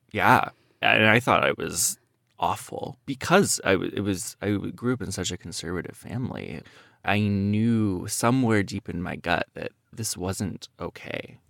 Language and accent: English; Iowa, United States; I grew up in Iowa